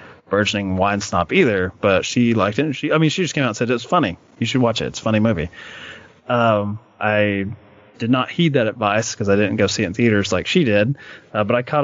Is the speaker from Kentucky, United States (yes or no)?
yes; Kentucky, United States; I'm from Kentucky